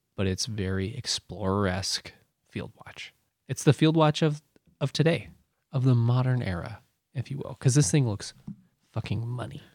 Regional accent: United States; I'm American.

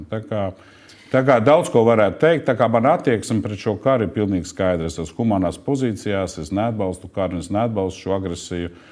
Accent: Latvia; es esmu no Latvijas pilsonis, strādāju Latvijas kompānijā

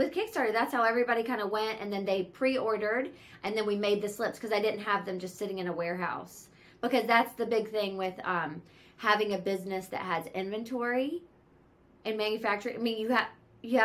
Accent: the South, United States; now in California, United States; I'm from the South and I live in California. So I always joke and call it Southern California charm.

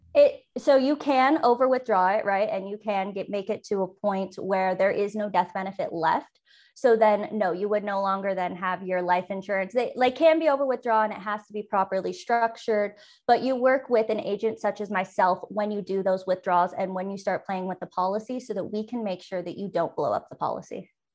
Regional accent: San Francisco Bay Area, California, United States; moved away as an adult; also born or lived in eastern Idaho; now in Idaho, United States; I'm originally from the San Francisco Bay Area. It's where I was born and raised

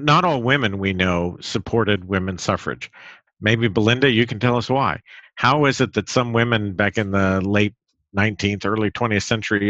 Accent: Mountain West, United States; Because I grew up in the Mountain West

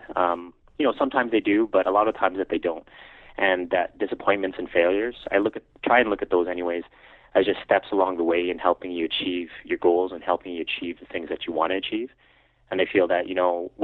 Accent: Calgary, Alberta, Canada; I was born and raised in Calgary

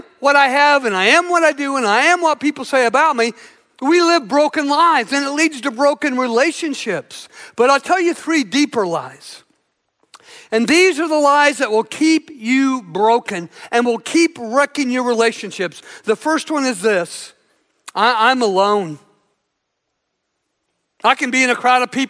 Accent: Southern Illinois, United States; I grew up in Southern Illinois

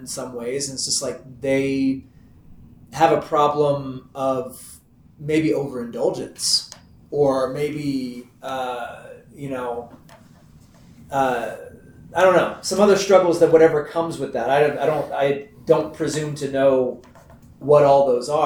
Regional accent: Texas, United States; I'm from Texas

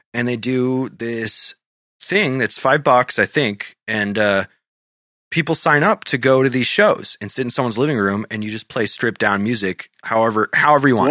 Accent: Goffstown, New Hampshire, United States; my hometown, Goffstown

